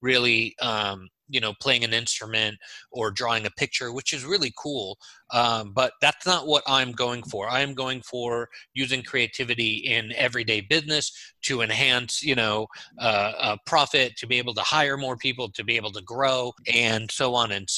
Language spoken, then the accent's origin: English; Los Angeles, California, United States; moved away as an adult; also born or lived in Haifa, Israel / New York / Michigan; now in Orlando, United States; I was born in Israel, in Haifa, and my family came to the U.S. when I was 3 years old. We lived in New York for a while and Michigan, and then we finally settled in Los Angeles, where I spent 35 years